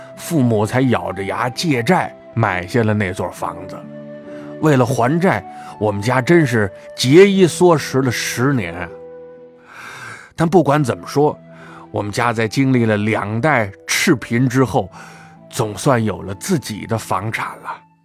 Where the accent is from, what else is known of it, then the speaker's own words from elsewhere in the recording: Tangshan, Hebei, China; 对我们唐山人来说